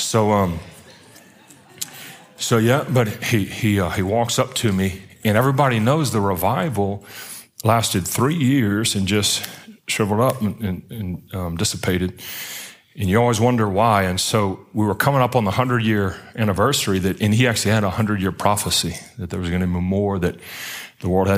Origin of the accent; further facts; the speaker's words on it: Baton Rouge, Louisiana, United States; also born or lived in Pensacola, Florida; now in Atlanta, United States; I'm from Baton Rouge down south, down at the bottom of the boot